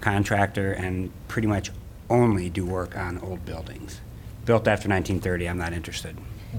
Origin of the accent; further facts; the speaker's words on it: Iowa City, Iowa, United States; a native of Iowa City, grew up on Woodlawn. My parents still live on Woodlawn.